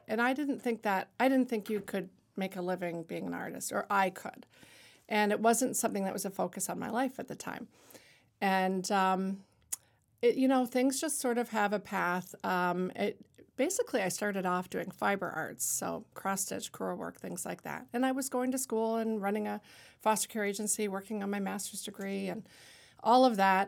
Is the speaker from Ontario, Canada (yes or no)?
yes; Niagara-on-the-Lake, Ontario, Canada; moved away as an adult; now in Lewiston, United States; growing up in Niagara Lake, as you said in my bio, that I was really influenced by theater with Shaw Festival